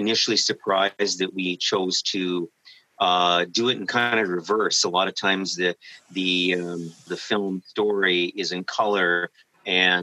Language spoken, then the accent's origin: English; Canada; we're Canadian